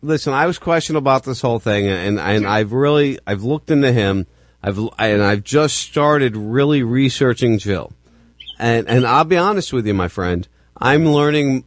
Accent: New Jersey, United States; I grew up in New Jersey

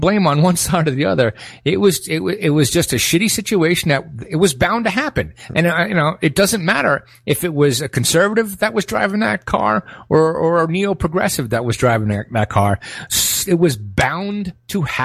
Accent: New York City, New York, United States; moved away as an adult; now in Guatemala; I'm born and raised in Brooklyn

